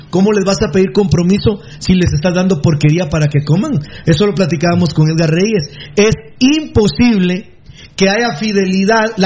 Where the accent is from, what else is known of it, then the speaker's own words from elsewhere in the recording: Guatemala; now in Los Angeles, United States; de Los Ángeles, en Los Ángeles. Yo no vivo en Guatemala, pero me interesa mucho lo que sucede en mi país.